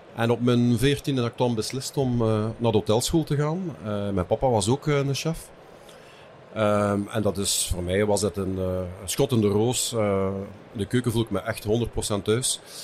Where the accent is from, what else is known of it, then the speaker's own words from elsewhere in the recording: Lanaken, Flanders, Belgium; moved away as an adult; also born or lived in Hasselt; now in West Flanders, Belgium; Ik ben afkomstig van Lanaken. Eh, verder kan je niet in België. Ja, want dan zit je op de grens